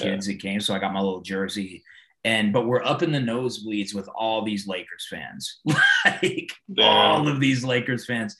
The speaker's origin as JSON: {"language": "English", "town": "Denver", "region": "Colorado", "country": "United States", "tie": "born or raised there", "said": "my dad came here from Mexico in the early 70s, and I was born in Denver. I was actually born at St. Joseph's over where the Kaiser campus is now. So I've like literally been in Denver for 45 years."}